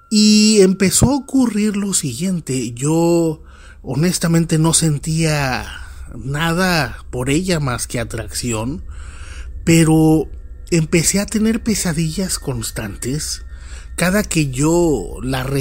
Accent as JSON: {"language": "Spanish", "town": "Monterrey", "region": "Nuevo León", "country": "Mexico", "lives_now": "Nuevo Laredo, Mexico", "said": "Cuando yo llegué, eh, vengo de la ciudad de Monterrey, Nuevo León, llegué a estudiar una carrera que solo se ofrecía en Nuevo Laredo."}